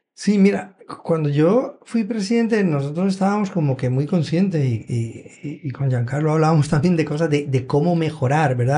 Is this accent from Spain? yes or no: yes; Benidorm, Valencian Community, Spain; now in Puerto Rico; Yo me crié en Benidorm